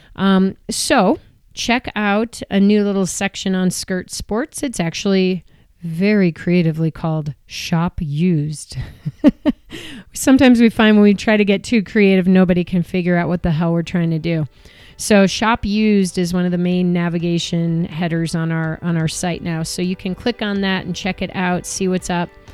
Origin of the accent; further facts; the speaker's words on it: Chicago suburbs, Illinois, United States; moved away; I grew up in the Chicago suburbs